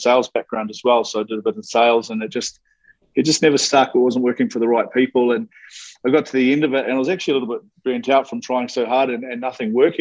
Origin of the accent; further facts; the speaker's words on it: New Zealand; moved away; I'm a Kiwi, started off in New Zealand, but my dad was a builder. Okay, so grew up on building sites